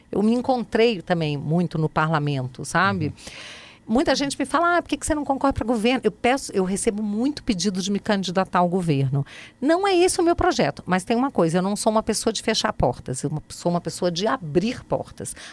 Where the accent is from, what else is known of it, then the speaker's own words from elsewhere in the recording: Rio de Janeiro, Brazil; Você sabe que quando eu era criança, eu estudava no Rio numa escola muito puxada, mas muito puxada mesmo.